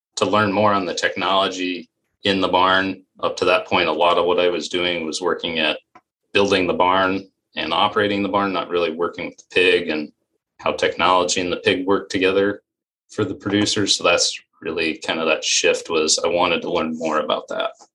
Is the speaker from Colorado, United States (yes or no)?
yes; Western Colorado, United States; moved away as an adult; also born or lived in Iowa; I'm originally from Western Colorado. Grew up in a logging coal mining area.